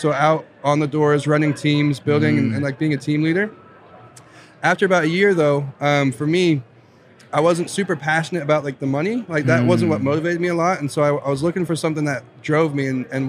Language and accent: English; Virginia, United States; accent: Southern; I grew up in Southern Virginia, little town, less than 1,200 people.